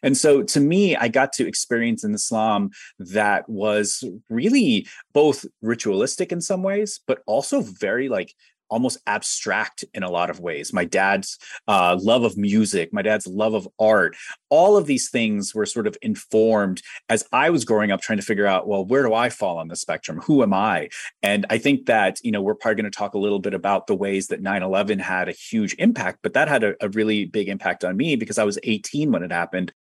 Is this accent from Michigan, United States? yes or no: no; Ohio, United States; I'm from Ohio